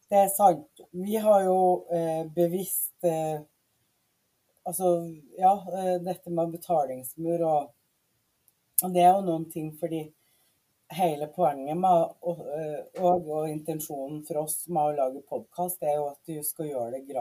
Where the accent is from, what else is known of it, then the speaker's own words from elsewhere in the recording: Mosjøen, Nordland, Norway; also born or lived in Trinidad and Tobago; jeg vokste opp i Mosjøen, eh, i Vefsn kommune, eh, som er oppe i nord.